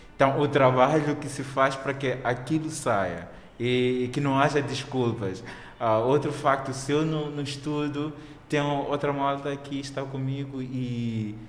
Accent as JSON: {"language": "Portuguese", "country": "Mozambique", "said": "como moçambicano"}